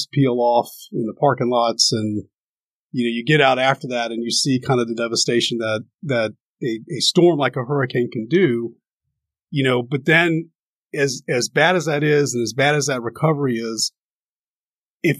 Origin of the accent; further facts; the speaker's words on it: Herndon, Virginia, United States; moved away as an adult; also born or lived in Miami Beach, Florida; I grew up in the Reston, Herndon area